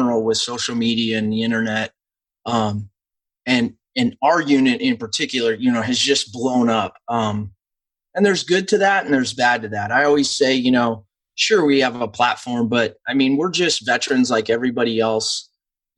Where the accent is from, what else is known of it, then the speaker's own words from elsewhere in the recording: Nebraska, United States; I grew up in Husker hysteria